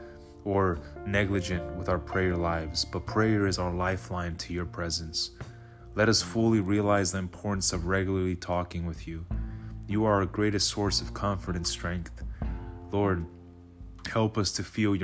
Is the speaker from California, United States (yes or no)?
yes; the Bay Area, California, United States; I grew up in the Bay Area, born and raised